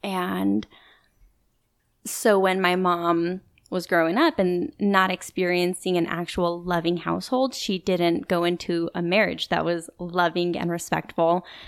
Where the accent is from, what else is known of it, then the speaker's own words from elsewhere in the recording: Boise, Idaho, United States; also born or lived in Dallas, Texas; I was born in Dallas, Texas. And then when I was about 2 years old, we moved to Boise, Idaho.